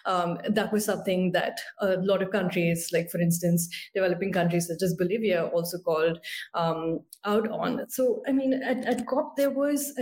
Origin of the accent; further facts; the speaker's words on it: India; I'm from India